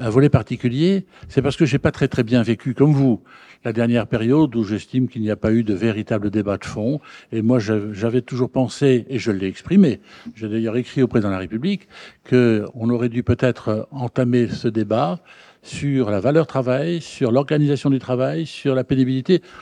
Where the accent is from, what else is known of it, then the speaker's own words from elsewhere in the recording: Hauts-de-France, France; Je viens du Nord, je suis pas loin de Dunkerque.